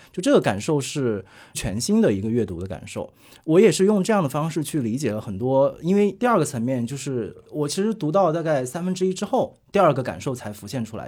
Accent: Hunan, China; 我也是湖南人，就我对啊。和杨湘也是老乡， 我们两个家乡其实离得特别近

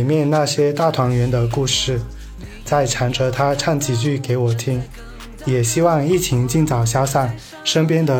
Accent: Shantou, Guangdong, China

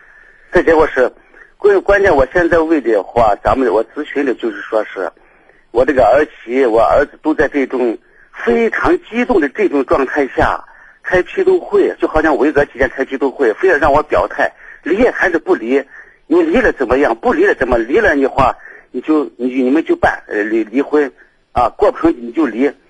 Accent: Shaanxi, China; 我就睡到回到我们陕西老家，这我先陕西老家我就回来了

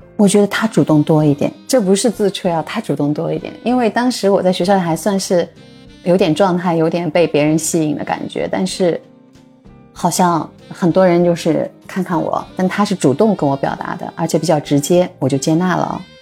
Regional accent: Shanghai, China; also born or lived in Ürümqi, Xinjiang, China / Japan; 我是出生在新疆乌鲁木齐，成长在上海，然后又到日本工作了三年多吧

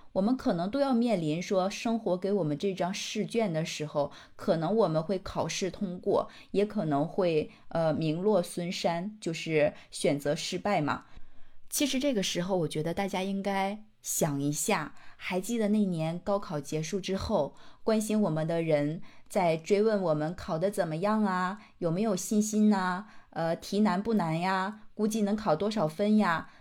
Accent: China; 我们中国人

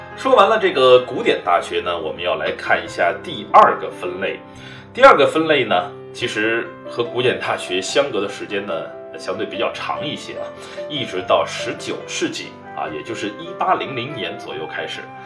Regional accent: China; 对于我们中国人来说

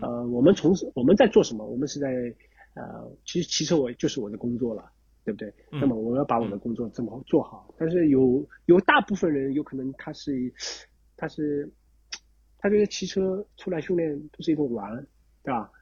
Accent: Shanghai, China; 我是上海人嘛

